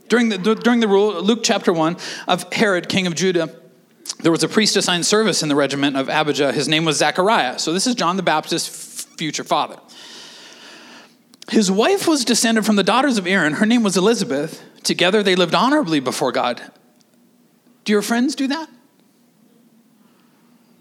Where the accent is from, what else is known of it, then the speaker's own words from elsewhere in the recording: Canada; we're Canadian